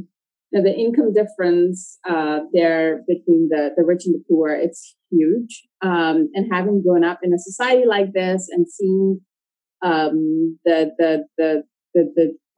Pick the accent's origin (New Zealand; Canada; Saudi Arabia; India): Saudi Arabia; also born or lived in Pakistan / South Africa; I grew up in Saudi Arabia.